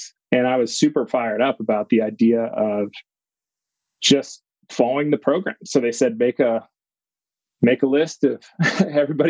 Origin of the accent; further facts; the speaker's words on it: Minnesota, United States; moved away as an adult; also born or lived in Wisconsin / Boston; now in California, United States; I grew up in Minnesota